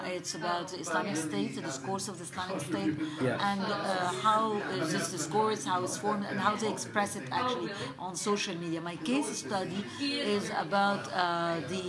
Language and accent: English; Egypt; I'm from Egypt